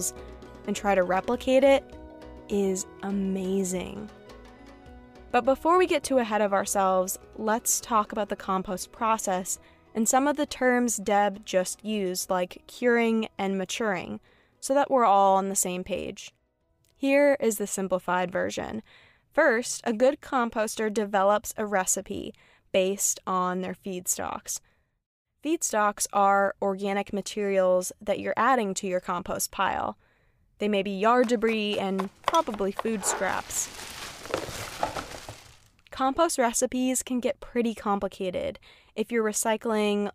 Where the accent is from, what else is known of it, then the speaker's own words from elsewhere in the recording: Vermont, United States; my home state of Vermont